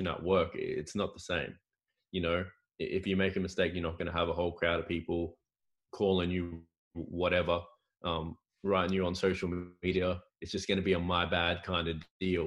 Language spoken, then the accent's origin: English; Cairns, Queensland, Australia; moved away as an adult; also born or lived in United States / Portugal; I'm from Cairns originally